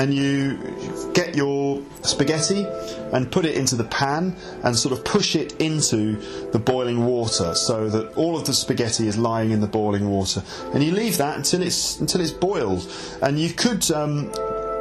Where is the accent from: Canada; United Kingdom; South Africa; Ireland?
United Kingdom; England; I'm really English